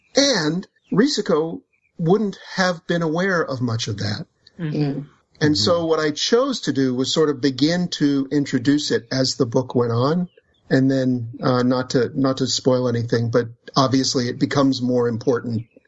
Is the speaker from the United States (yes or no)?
yes; United States; as an American